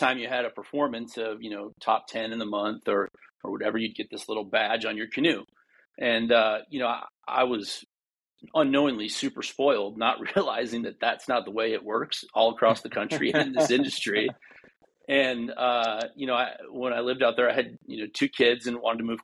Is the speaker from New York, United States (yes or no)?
no; Duluth, Minnesota, United States; moved away as an adult; also born or lived in St. Cloud, Minnesota / Maui, Hawaii; I grew up in Duluth, Minnesota, which, if anybody's familiar, is about 100 miles from the Canadian border.